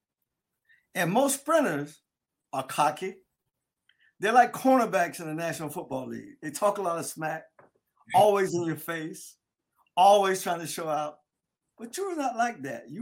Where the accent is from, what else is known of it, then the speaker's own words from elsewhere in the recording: Delray Beach, Florida, United States; I'm from South Florida. I'm from a little place called Delray Beach down in Palm Beach County